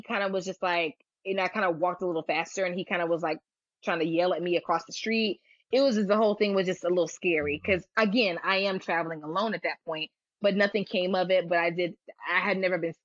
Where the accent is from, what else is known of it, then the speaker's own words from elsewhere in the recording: United States; I sometimes don't tell people I'm American. I'll tell them in a heartbeat I'm Nigerian